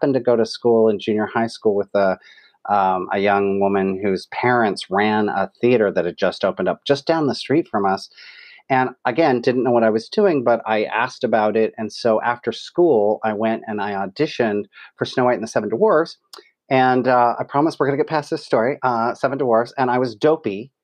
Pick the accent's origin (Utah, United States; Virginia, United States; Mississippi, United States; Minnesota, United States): Utah, United States; West Jordan; I grew up in West Jordan, Utah